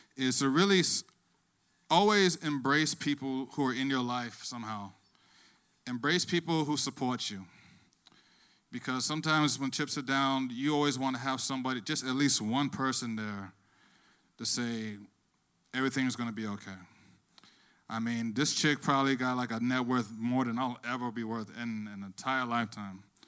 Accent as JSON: {"language": "English", "town": "Plantation", "region": "Florida", "country": "United States", "tie": "born or raised there", "lives_now": "Miami, United States", "said": "I'm actually not from Miami. I actually grew up in Plantation, Florida"}